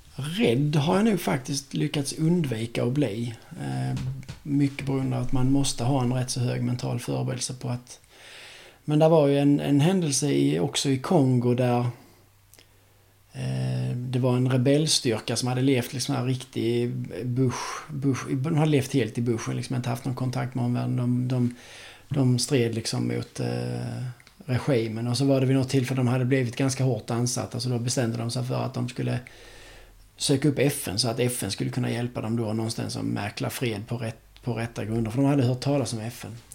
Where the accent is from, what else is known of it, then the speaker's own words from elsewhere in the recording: Sweden; som svensk